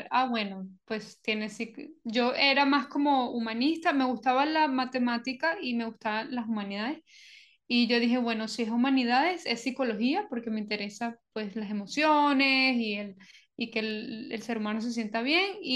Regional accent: Colombia; also born or lived in Venezuela; soy originalmente de Venezuela me crié en varios sitios, especialmente en Colombia, entonces me considero venezolana colombiana.

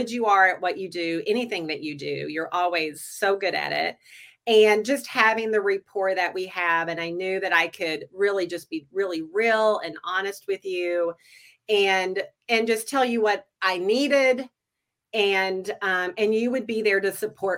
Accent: North Carolina, United States; moved away as an adult; now in Twin Cities, United States; I'm from the South. I grew up in North Carolina

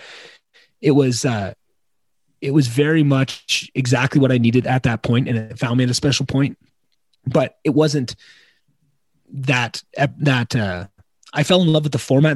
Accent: Slave Lake, Alberta, Canada; moved away; also born or lived in Edmonton, Alberta; I moved back to my hometown, Slave Lake, Alberta

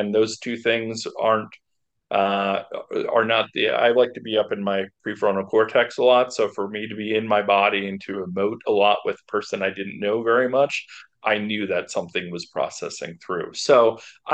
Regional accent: Boulder, Colorado, United States; I'm from Boulder, Colorado

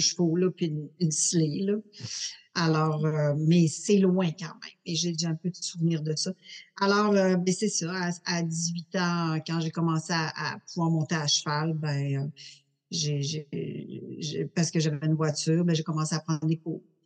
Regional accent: Montreal, Quebec, Canada; Je suis née à Montréal

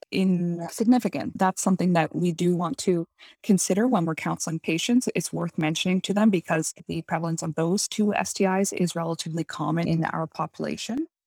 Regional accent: East Coast of Canada, Canada; moved away as an adult; also born or lived in Halifax, Nova Scotia / Alberta / Toronto; I'm from the East Coast of Canada originally

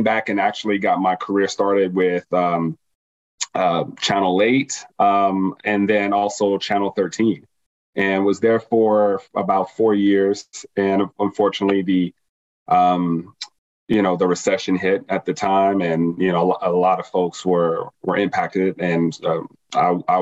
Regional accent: Las Vegas, Nevada, United States; born and raised in Las Vegas, pretty much moved around a lot around the city when I was younger.

